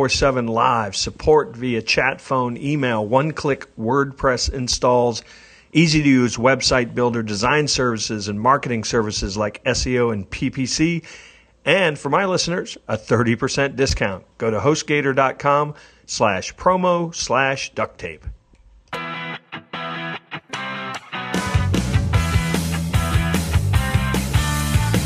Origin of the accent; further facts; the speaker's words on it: Kansas City, United States; we're both from Kansas City